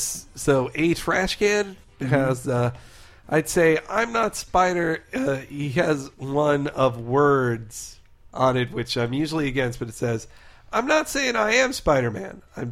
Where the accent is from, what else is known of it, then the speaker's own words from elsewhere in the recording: New York, United States; Hey, I'm from Nassau County.